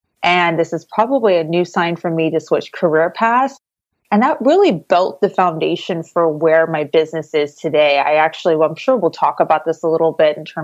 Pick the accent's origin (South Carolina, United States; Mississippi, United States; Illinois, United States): Illinois, United States; moved away as an adult; now in Southwest Florida, United States; I'm actually originally from Illinois